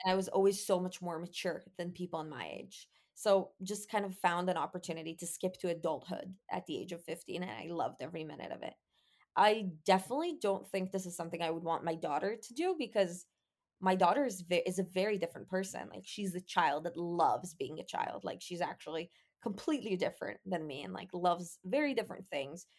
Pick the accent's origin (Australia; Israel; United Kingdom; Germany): Israel; growing up in Israel